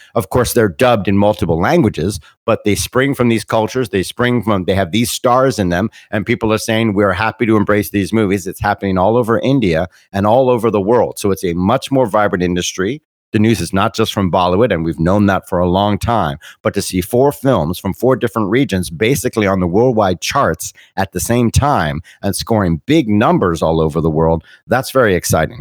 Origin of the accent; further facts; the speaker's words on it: Bermuda; I'm a British British person. I was born in Bermuda.